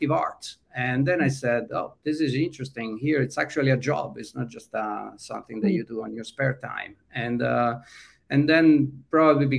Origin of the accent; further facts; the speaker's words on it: Italy; moved away as an adult; now in California, United States; in Italy, growing up in a small town